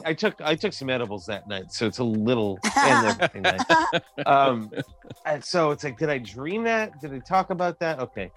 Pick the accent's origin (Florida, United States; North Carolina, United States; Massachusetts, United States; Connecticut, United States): Connecticut, United States; Plainville; Plainville, Connecticut, my hometown